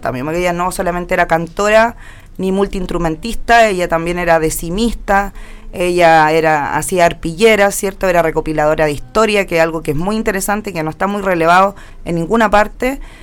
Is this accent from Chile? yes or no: yes; Linares, Maule, Chile; now in Santiago, Chile; Yo nací en Linares, eh, de séptima región del Maule se llama.